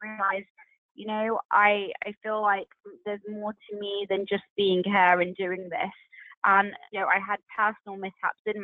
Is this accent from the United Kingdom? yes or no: yes; United Kingdom; being British Asian